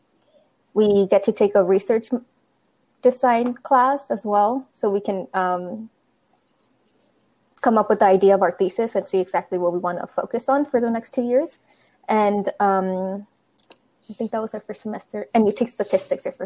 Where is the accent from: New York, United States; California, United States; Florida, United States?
California, United States; San Diego; moved away as an adult; also born or lived in Santa Barbara; now in Texas, United States; I'm from San Diego.